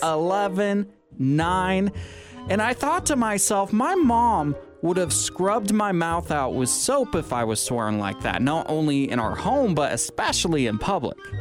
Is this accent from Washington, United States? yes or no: yes; Washington, United States; moved away; my home state of Washington